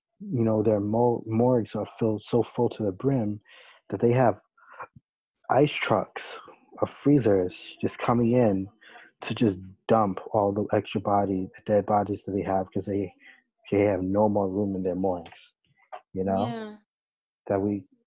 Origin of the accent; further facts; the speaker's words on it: United States; us as American citizens